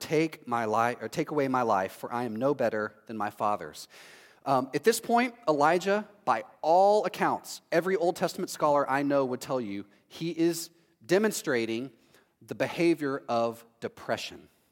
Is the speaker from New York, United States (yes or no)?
no; Texas, United States; now in Orlando, United States; I'm from Texas